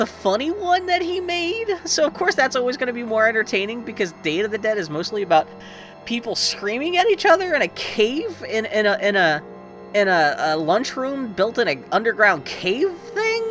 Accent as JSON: {"language": "English", "town": "Pittsburgh", "region": "Pennsylvania", "country": "United States", "tie": "born or raised there", "said": "I was raised in Pittsburgh, Pennsylvania"}